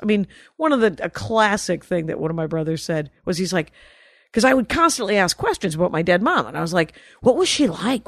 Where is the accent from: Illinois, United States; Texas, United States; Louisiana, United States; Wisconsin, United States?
Wisconsin, United States; Milwaukee; we're from Milwaukee.